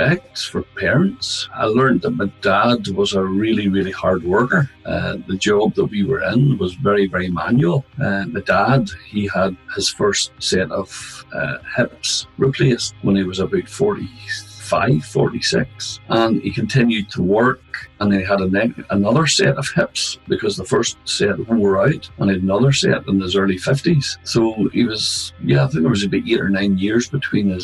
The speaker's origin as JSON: {"language": "English", "town": "Larne", "region": "Northern Ireland", "country": "United Kingdom", "tie": "born or raised there", "said": "Growing up in Larne, we'll put it this way, I'm still here. I've never left the town. So, you know, it's my hometown"}